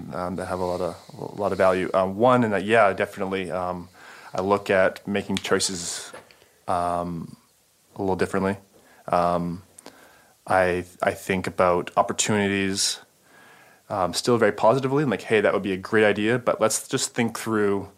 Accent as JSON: {"language": "English", "region": "California", "country": "United States", "said": "I'm from California"}